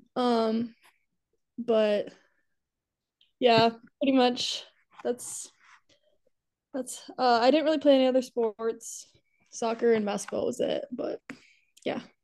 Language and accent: English; Waverly, Iowa, United States; also born or lived in Alabama; I'm from Waverly, Iowa. I was born in Alabama, though